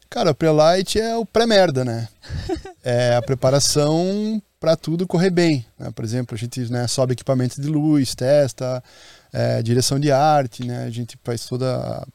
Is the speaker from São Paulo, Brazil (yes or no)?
no; Curitiba, Paraná, Brazil; now in Maceió, Brazil; Eu sou de Curitiba, moro em Maceió